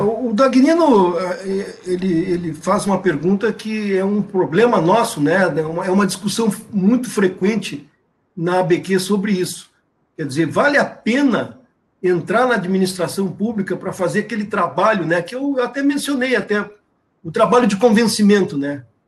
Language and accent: Portuguese; Brazil; cada um de nós, como brasileiros